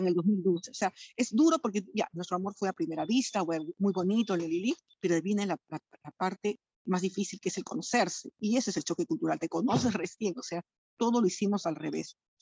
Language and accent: Spanish; Lima, Peru; moved away as an adult; now in France; Peruana de Lima soy de Lima